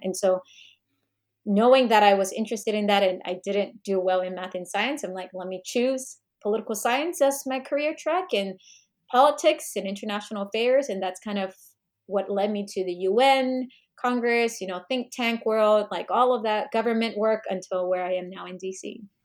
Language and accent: English; South Korea; also born or lived in Fairfax, Virginia, United States; now in Washington DC, United States; we moved when I was young, and I grew up, uh, earlier part of my childhood also in Korea.